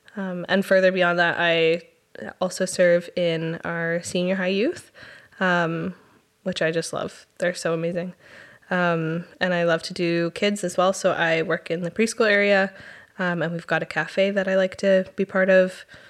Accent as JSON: {"language": "English", "town": "Chilliwack", "region": "British Columbia", "country": "Canada", "tie": "born or raised there", "also_born_or_lived": "Powell River, British Columbia / Theodosia, British Columbia"}